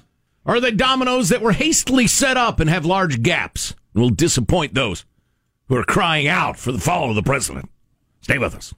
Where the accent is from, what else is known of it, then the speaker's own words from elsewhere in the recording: Midwest, United States; does he sound like guys I grew up listening to in the Midwest.